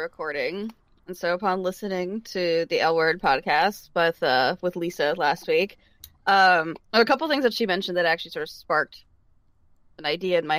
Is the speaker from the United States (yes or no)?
yes; California, United States; I'm from California